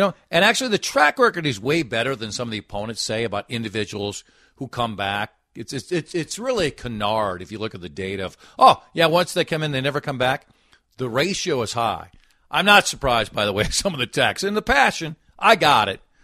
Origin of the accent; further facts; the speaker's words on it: Golden Valley, Minnesota, United States; I was born and lived in Golden Valley